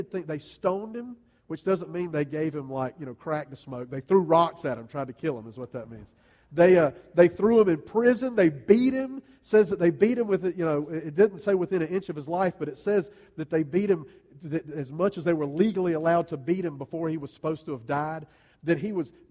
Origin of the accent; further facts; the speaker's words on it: Greer, South Carolina, United States; you've probably never heard of a little town named called Greer, South Carolina